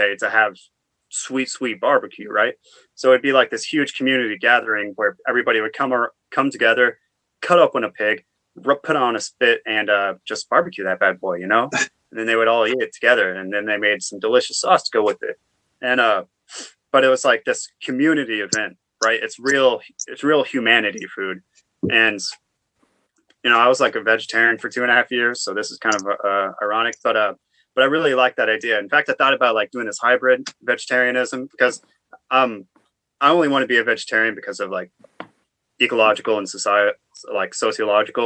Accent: Oklahoma, United States; now in North Carolina, United States; I'm also from Oklahoma

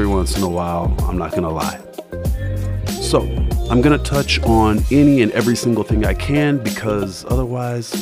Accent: Denver, Colorado, United States; also born or lived in Kentucky; now in Los Angeles, United States; I was born in Kentucky, raised in Denver, Colorado, and professionally vetted on the soft, welcoming, and ever so gentle streets of Los Angeles

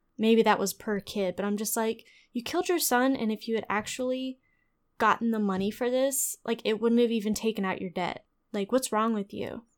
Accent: Texas, United States; we're from Texas

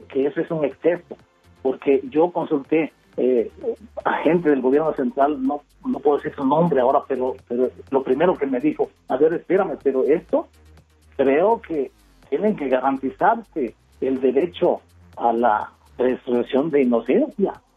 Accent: Mexico; now in Mexico City, Mexico; por mi color de piel y por mi forma de hablar y porque no soy de la ciudad

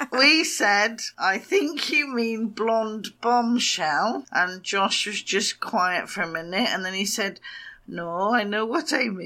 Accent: England, United Kingdom; we're English

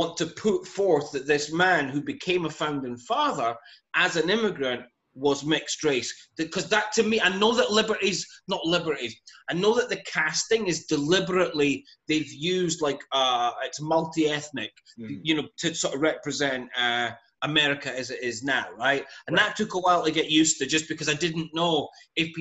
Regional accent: Scotland, United Kingdom; I'm Scottish

